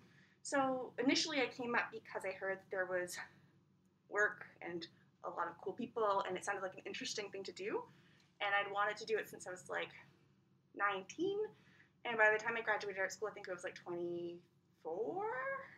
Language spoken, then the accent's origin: English; Ottawa, Ontario, Canada; now in Whitehorse, Canada; I'm from Ottawa.